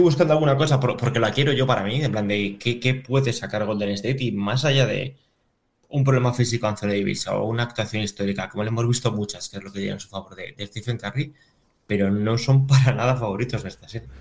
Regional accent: León, Castile and León, Spain

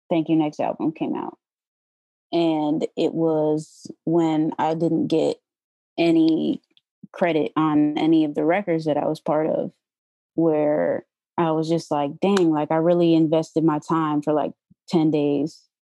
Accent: New York, United States; I came from New York, so I didn't know anybody here.

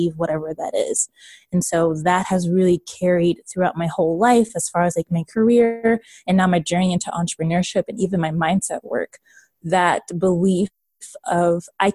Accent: Washington, District of Columbia, United States; moved away as an adult; also born or lived in Baltimore, Maryland; now in Raleigh, United States; I am from Baltimore, Maryland, and I grew up in the DC area.

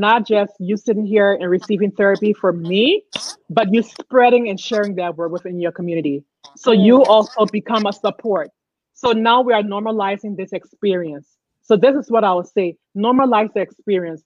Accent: Liberia; moved away; I grew up in Liberia

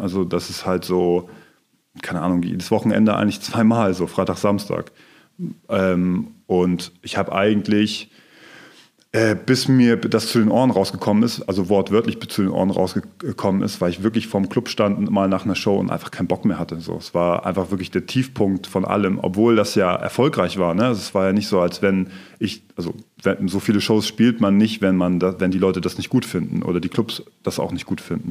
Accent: Rendsburg, Schleswig-Holstein, Germany; now in Kiel, Germany; ich komme aus der Nähe von Kiel, aus Rendsburg

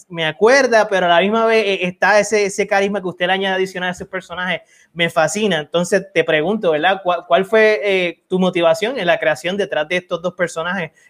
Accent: Puerto Rico; Como boricua en la familia

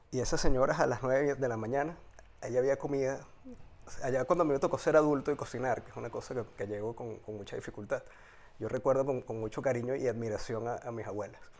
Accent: Caracas, Capital District, Venezuela; moved away as an adult; now in Spain; Yo nací en Caracas en el año 77 específicamente de Santa Mónica. Y mi evolución de niñez adolescente, adulto, pasa en Santa Mónica

